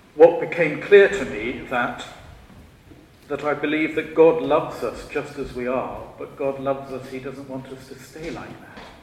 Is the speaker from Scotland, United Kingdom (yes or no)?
no; Shropshire, West Midlands, United Kingdom; I was born in Shropshire. I'm a Shropshire lad.